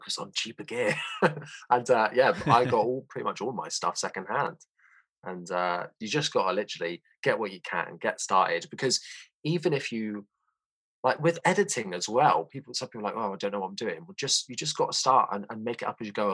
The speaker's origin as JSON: {"language": "English", "area": "Somerset", "region": "South West England", "country": "United Kingdom", "tie": "born or raised there", "said": "Born and bred in Somerset, me"}